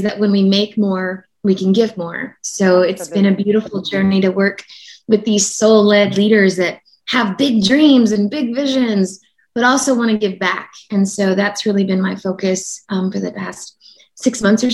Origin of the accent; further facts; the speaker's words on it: Oklahoma City, Oklahoma, United States; moved away; I'm from Oklahoma, in Oklahoma City